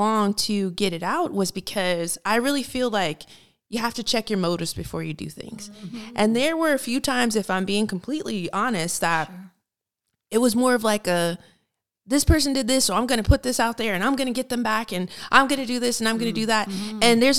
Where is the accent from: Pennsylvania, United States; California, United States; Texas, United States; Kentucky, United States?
Kentucky, United States; Fort Knox; born there; Well, I was a military brat. So I was born in Fort Knox, Kentucky.